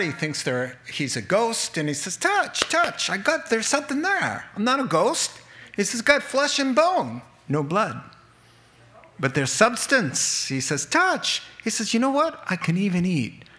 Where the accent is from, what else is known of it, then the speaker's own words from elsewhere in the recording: New England, United States; I'm from New England and we have troubles with the R's.